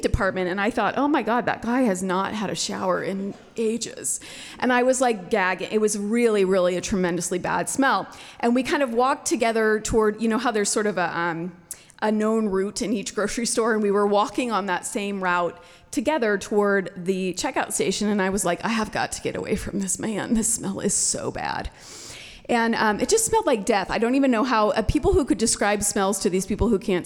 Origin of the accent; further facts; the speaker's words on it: Midwest, United States; moved away; also born or lived in Southeast Alaska; I grew up in the Midwest